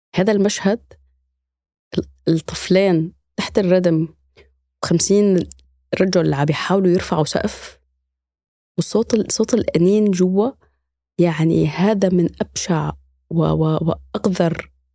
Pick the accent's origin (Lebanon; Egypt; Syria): Syria; Idlib, Idlib Governorate; moved away as an adult; now in Germany; أنا من مدينة إدلب في سوريا